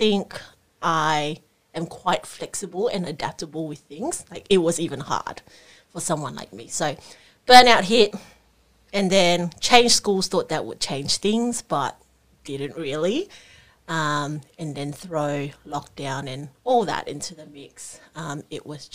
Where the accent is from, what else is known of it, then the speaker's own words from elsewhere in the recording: Singapore; now in Australia; I grew up in Singapore